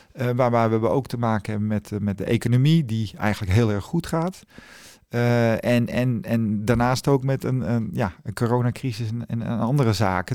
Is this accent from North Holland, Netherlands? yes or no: yes; Zaanstad, North Holland, Netherlands; ik kom uit Zaanstad.